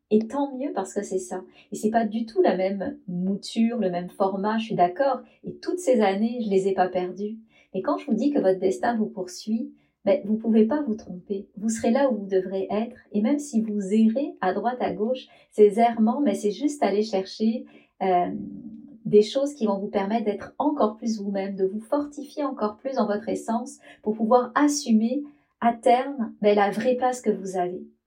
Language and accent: French; France; moved away as an adult; je suis française